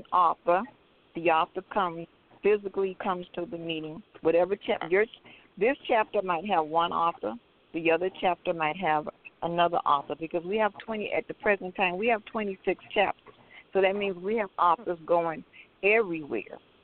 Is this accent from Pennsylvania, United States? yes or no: no; Miami, Florida, United States; now in Atlanta, United States; I'm originally from Miami, Florida